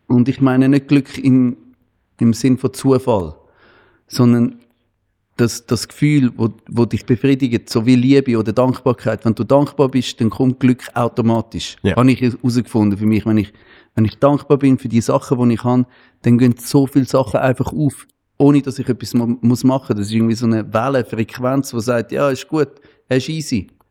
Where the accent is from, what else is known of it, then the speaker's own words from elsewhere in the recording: Switzerland; bei uns in der Schweiz